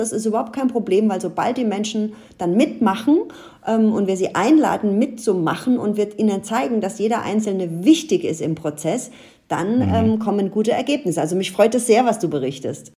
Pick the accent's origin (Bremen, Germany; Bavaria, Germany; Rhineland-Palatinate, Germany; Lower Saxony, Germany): Rhineland-Palatinate, Germany; Ludwigshafen; ich bin ja in Ludwigshafen aufgewachsen